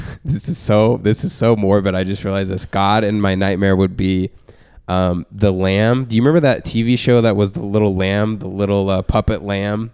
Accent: Abilene, Texas, United States; moved away as an adult; now in Los Angeles, United States; I was banned from the only open mic in my hometown. of Abilene, Texas

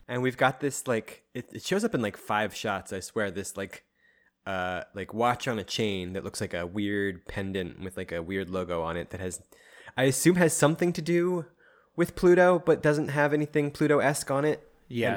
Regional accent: Philadelphia, Pennsylvania, United States; in Philly, we have like two primary ones

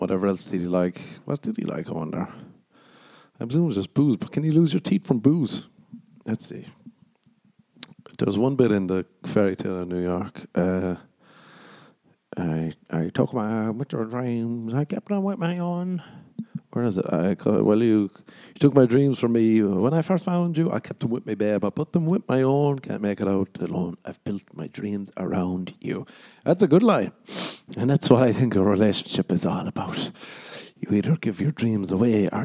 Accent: Ireland; moved away as an adult; also born or lived in America; now in United States; I did grow up in Ireland too

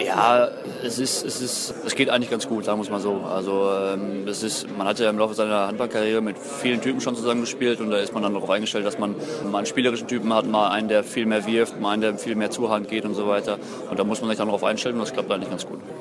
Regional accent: North Rhine-Westphalia, Germany; moved away; NRW ist halt meine Heimat.

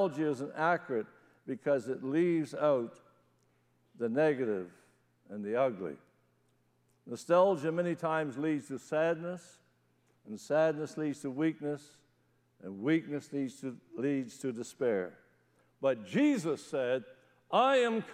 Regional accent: Newfoundland and Labrador, Canada; moved away; When I was a kid growing up in Newfoundland, we used to have something called a testimony meeting.

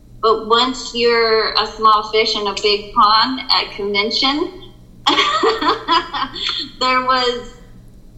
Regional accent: United States; moved away as an adult; also born or lived in Northridge, California; I grew up in a town called Reading by two white parents

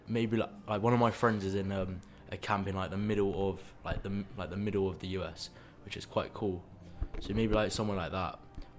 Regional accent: London, United Kingdom; also born or lived in Leeds; I'm from London, but I go to university in Leeds.

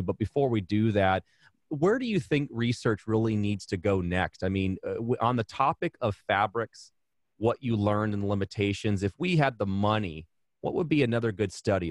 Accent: Arizona, United States; I hail from Arizona

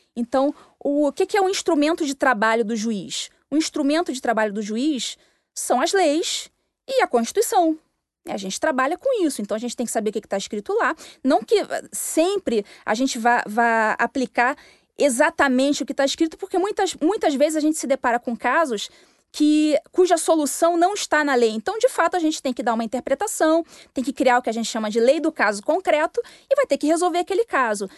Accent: Rio de Janeiro, Brazil; moved away as an adult; also born or lived in Minas Gerais; eu tinha saído do Rio de Janeiro, sou carioca

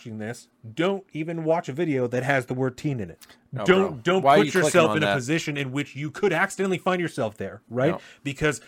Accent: United States; as an American, as a parent, as a human being

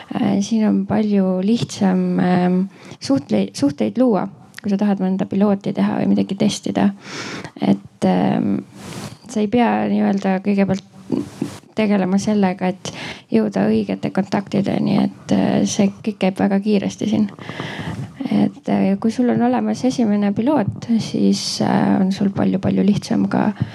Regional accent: Estonia; now in United States; ma olen Eestist

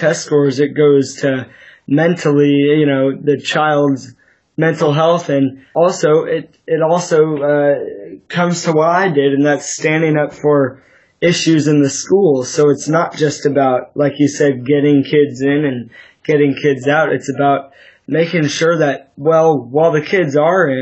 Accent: Sacramento, California, United States; I'm 16 years old, still living here in Sacramento, California

